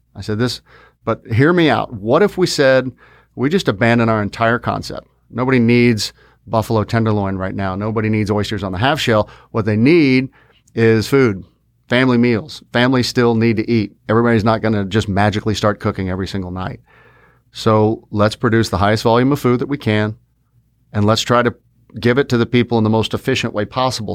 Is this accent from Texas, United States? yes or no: yes; Fort Worth, Texas, United States; we're from Fort Worth